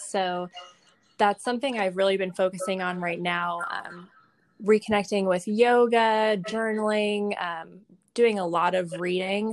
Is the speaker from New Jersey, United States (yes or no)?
no; Indianapolis, Indiana, United States; also born or lived in Michigan / Nashville, Tennessee; we moved to Indiana when I was pretty young, and I've lived here most of my life. So I I went to school here.